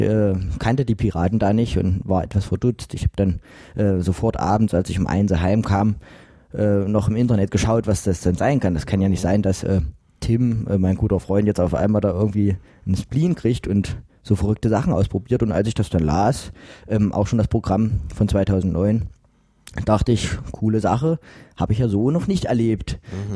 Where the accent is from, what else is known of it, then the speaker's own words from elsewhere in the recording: Mühlhausen, Thuringia, Germany; now in Jena, Germany; Ich komme aus Mühlhausen gebürtig, habe da quasi bis zum 18. Lebensjahr verbracht.